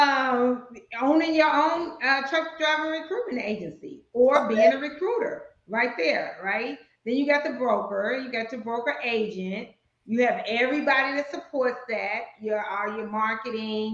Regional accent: Chicago, Illinois, United States; moved away; I'm originally from Chicago

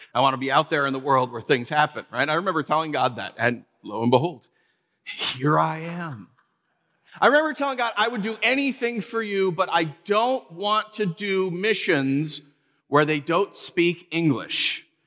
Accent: New York, United States; we're from New York

